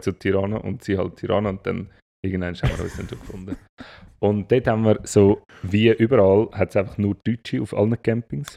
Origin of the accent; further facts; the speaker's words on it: Zurich, Switzerland; bei uns in Zürich